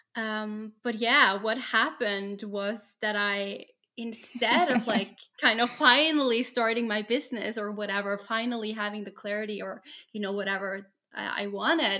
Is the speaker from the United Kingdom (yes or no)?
no; Norway; I'm from Norway, work as a special education teacher